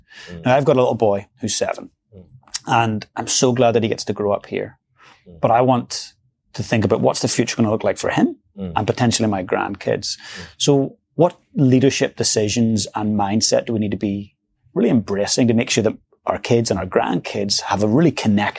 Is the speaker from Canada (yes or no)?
no; Northern Ireland, United Kingdom; now in New Zealand; I came from Northern Ireland.